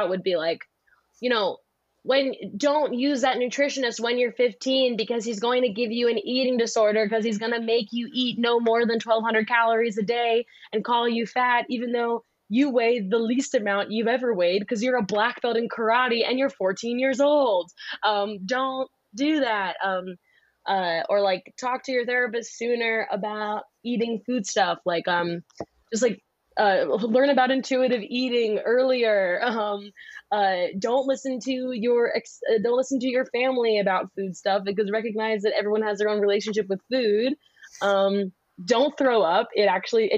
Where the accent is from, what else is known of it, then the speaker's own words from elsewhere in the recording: Philadelphia, Pennsylvania, United States; I'm from Philly